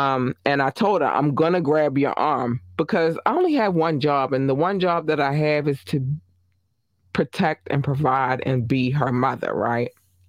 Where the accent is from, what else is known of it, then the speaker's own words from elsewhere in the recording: Baltimore, Maryland, United States; I grew up in Baltimore City. So the one thing that I noticed is that when they're flying a little lower and circling the helicopter, they're looking for somebody. I know this because I'm a hood baby, right?